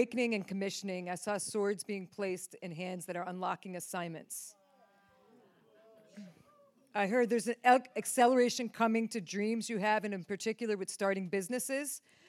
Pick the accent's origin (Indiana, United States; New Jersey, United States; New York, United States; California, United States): New York, United States; Came from Reading with Steve, but originally from New York, upstate New York.